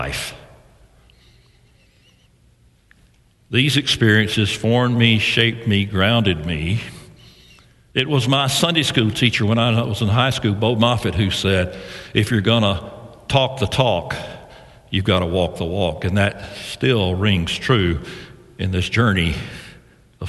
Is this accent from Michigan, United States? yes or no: no; Mississippi, United States; also born or lived in Fulton, Mississippi / New Albany, Mississippi; my father, who was a Methodist preacher down in Mississippi, was appointed to become a district superintendent of the New Albany district. The good thing, the great thing about that appointment was that we moved from Fulton, Mississippi to New Albany, Mississippi